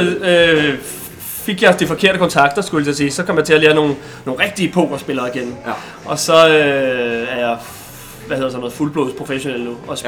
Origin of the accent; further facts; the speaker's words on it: Bornholm, Capital Region of Denmark, Denmark; jeg er, øh, øh, vel nok poker det til eneste Bornholmer